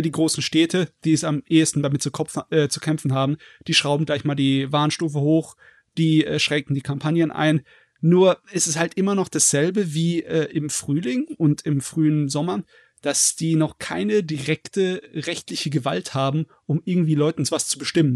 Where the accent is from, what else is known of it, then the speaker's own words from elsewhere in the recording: Germany; bei uns in Deutschland